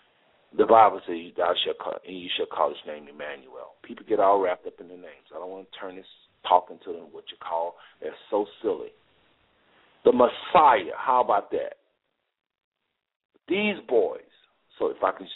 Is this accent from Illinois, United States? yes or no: no; Fort Worth, Texas, United States; I'm from Fort Worth